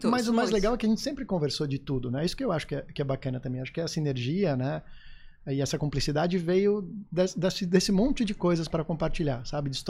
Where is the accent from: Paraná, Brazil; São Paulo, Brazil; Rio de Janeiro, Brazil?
São Paulo, Brazil; now in Florianópolis, Brazil; sou, sou paulistano.